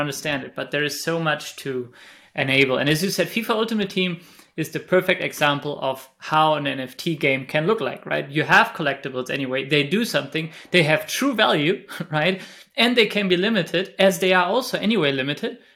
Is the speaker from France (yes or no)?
no; Spain; moved away; I'm, I think, Spanish